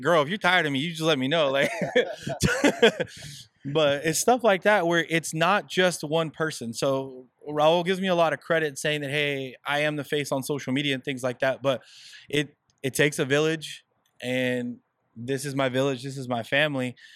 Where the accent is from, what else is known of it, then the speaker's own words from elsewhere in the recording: Southern California, United States; we're Mexican Americans, guys. We're we're born and raised in Southern California